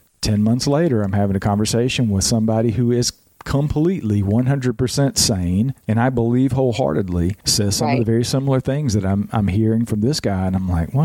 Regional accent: Georgia, United States; now in North Carolina, United States; I'm in North Carolina. I was born and raised in Georgia, had my experiences in Georgia

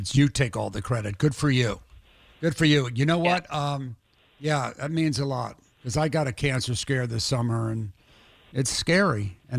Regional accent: New York, United States; moved away; also born or lived in Boston / Miami; I'm not a Bostonian. I'm not. I grew up in New York.

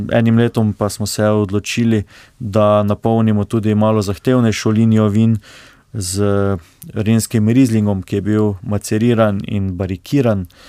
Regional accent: Slovenia; mi, slovenci

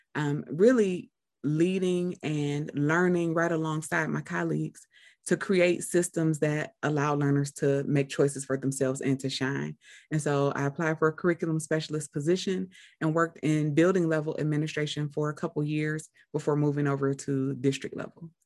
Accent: Cleveland, Ohio, United States; I'm from Cleveland as well

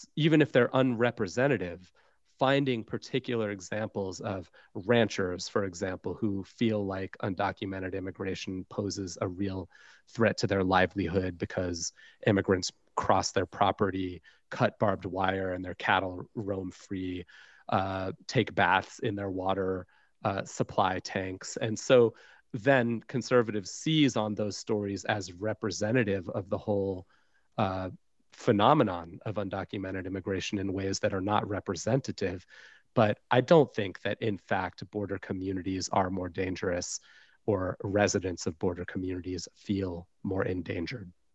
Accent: Tucson, Arizona, United States; when I was a kid growing up in Tucson, Arizona

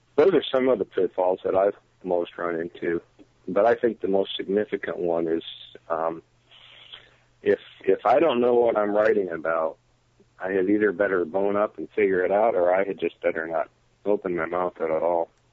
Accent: Michigan, United States; moved away; I, I am from Michigan originally

